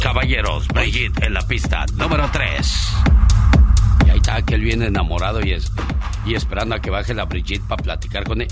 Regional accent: Mexico City, Mexico; moved away; Yo vengo de la Ciudad de México, caminé por la Merced, vi muchas cosas y dije, a lo que se expone uno estando chiquillo

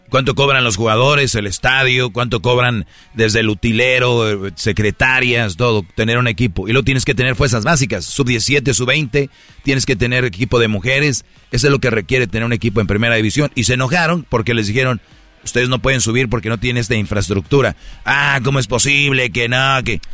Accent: Monterrey, Nuevo León, Mexico; yo soy de Monterrey

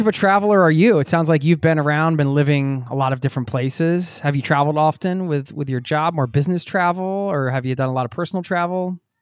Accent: outside Philadelphia, Pennsylvania, United States; I grew up outside of Philadelphia, north of the city

